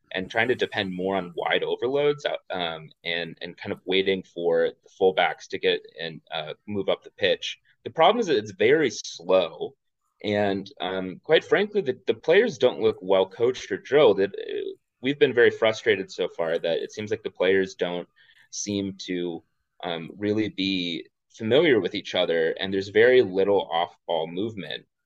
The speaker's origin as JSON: {"language": "English", "town": "Houston", "region": "Texas", "country": "United States", "moved": "as an adult", "lives_now": "New Jersey, United States", "said": "I'm actually from Houston originally"}